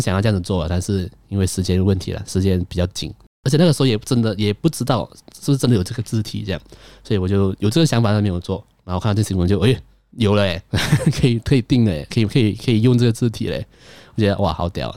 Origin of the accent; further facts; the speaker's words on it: Malaysia; 我是马来西亚人